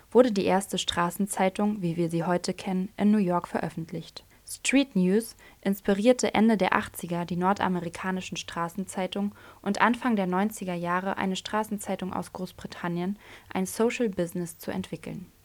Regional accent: Berlin, Germany; also born or lived in Hannover; Ich bin eine Berliner Pflanze, aber ich war lange in Hannover. Dort habe ich jetzt einen Schlussstrich gezogen. Ich will neu anfangen in meiner Heimatstadt.

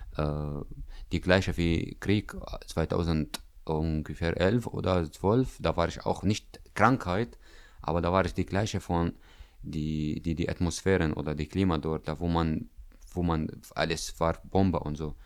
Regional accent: Damascus, Damascus Governorate, Syria; German is a second language; now in Greifswald, Germany; ich komme aus Syrien, aus Damaskus

